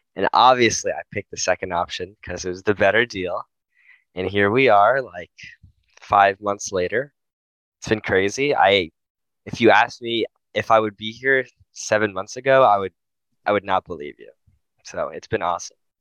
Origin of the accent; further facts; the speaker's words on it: New Jersey, United States; I'm from New Jersey